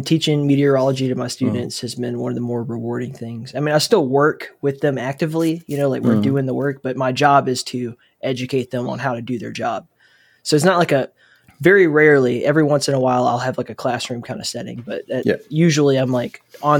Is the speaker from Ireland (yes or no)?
yes; Ireland; It's crazy, though, but because we're like Irish people are famously potato people.